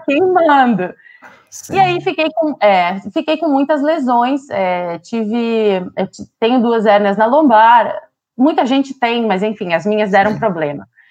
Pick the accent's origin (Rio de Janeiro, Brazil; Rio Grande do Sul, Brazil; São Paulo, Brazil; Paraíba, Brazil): Rio Grande do Sul, Brazil; Santo Cristo; moved away; also born or lived in Sri Lanka; Eu sou de Santo Cristo, esse lugar que ele comentou do tempo